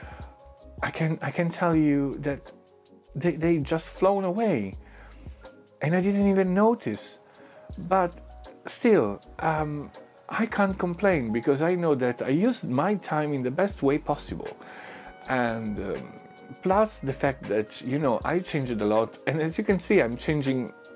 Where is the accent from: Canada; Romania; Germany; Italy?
Italy; English is a second language; now in London, United Kingdom